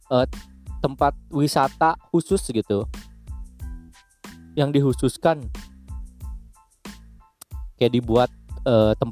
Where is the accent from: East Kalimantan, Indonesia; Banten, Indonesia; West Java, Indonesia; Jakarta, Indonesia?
West Java, Indonesia; West Bandung Regency; dari daerah gua Kabupaten Bandung Barat pengen dibangun seperti daerah utara gitu